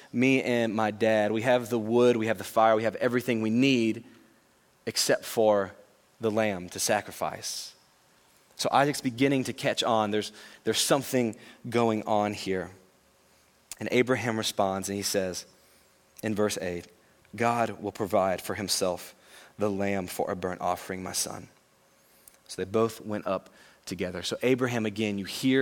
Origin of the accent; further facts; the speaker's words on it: Louisiana, United States; I know I'm from Louisiana